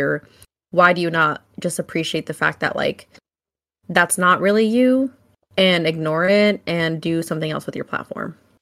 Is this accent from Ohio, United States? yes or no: no; Vacaville, California, United States; I grew up in Vacaville